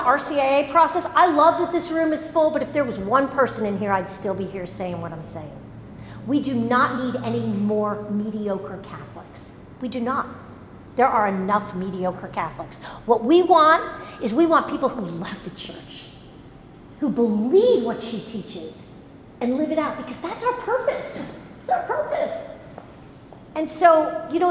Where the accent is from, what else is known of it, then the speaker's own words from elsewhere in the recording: New Jersey, United States; moved away; We were confirmed like in seventh grade when I grew up in New Jersey